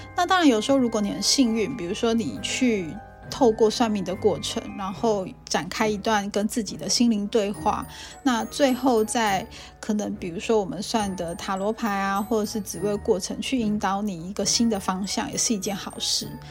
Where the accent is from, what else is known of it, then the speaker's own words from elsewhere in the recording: Banqiao, New Taipei, Taiwan; 我是在板桥的协和医院出生的